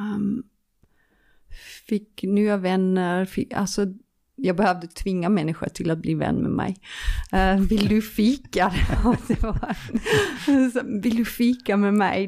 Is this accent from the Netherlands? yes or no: yes; Leeuwarden, Friesland, Netherlands; Swedish is a second language; also born or lived in Nyköping / Helsingborg; now in Sweden; Leeuwarden, uh, det är där jag är född. Um, det är, um, det uh, det är min hemmastad